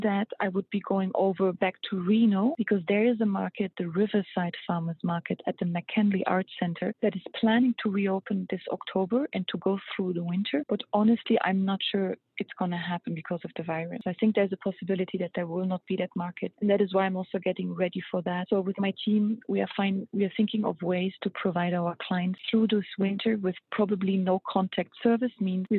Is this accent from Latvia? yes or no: no; Luxembourg; moved away as an adult; also born or lived in Germany; now in United States; I moved to America 7 years ago, and I'm from Europe. I met my husband in Europe 7 years ago. That's why I moved over. And I'm Luxembourgish and half German. And I moved around quite a bit when I was a kid. So I grew up in Germany, in Luxembourg